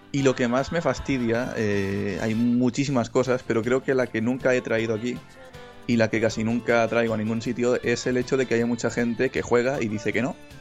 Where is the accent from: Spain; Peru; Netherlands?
Spain; Catalonia; soy catalán.